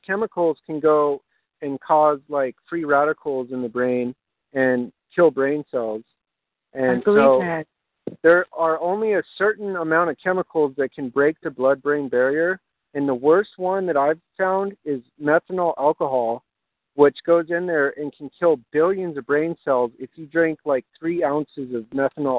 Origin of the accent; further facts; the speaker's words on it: Albuquerque, New Mexico, United States; I grew up in Albuquerque